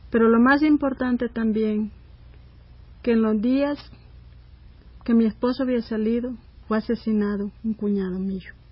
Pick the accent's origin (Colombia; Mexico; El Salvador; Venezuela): El Salvador; nosotros como salvadoreñas, madres sufridas, que hemos sufrido este dolor, y no se lo deseamos a nadie más que lo sufra